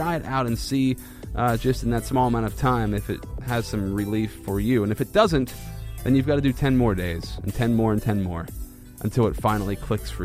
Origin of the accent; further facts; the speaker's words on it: Central Pennsylvania, United States; I'm from Central PA